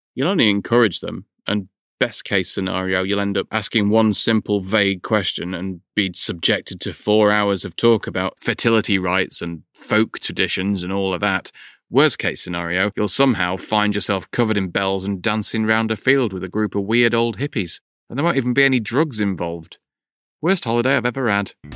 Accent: United Kingdom; 'cause we're British

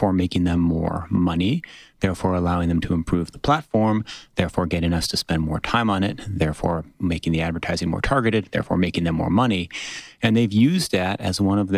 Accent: United States; I have a slightly American perspective because I'm an American

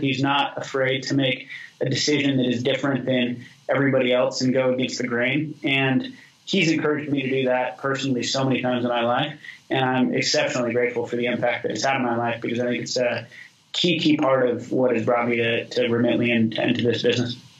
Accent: Boise, Idaho, United States; I grew up in Boise with all that context, went to the public high school there

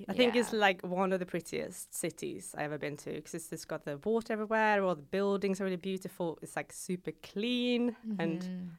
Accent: Gothenburg, Västra Götaland, Sweden; now in London, United Kingdom; So I grew up in Gothenburg.

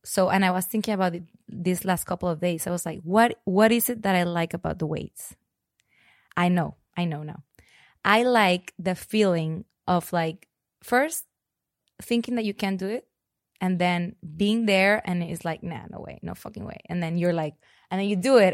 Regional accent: Monterrey, Nuevo León, Mexico; moved away as an adult; also born or lived in Spain / Mexico City / San Francisco / Los Angeles; now in Austin, United States; I was born in Monterrey, Mexico. I grew up there, um, mostly all my life

